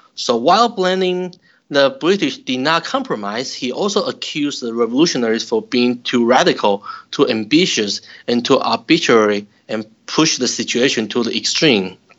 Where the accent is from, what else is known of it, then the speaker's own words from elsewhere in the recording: Taiwan; moved away as an adult; also born or lived in Utah, United States; now in St. Louis, United States; I'm originally from Taiwan. I received my bachelor's degree and master's degree in Taiwan.